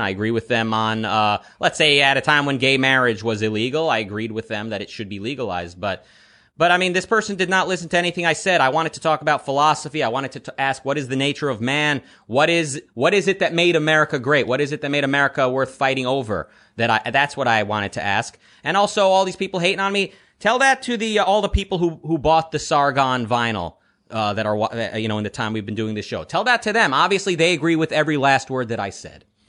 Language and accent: English; Detroit, Michigan, United States; moved away as an adult; also born or lived in Israel; now in Los Angeles, United States; So I was born in Israel. I lived in Detroit, uh, through my teen years and through my twenties, mostly, and now I'm in L